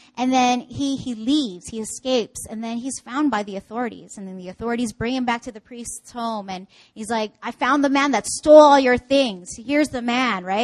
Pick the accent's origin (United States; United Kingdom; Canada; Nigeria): Canada; now in Seoul, South Korea; I'm from Canada.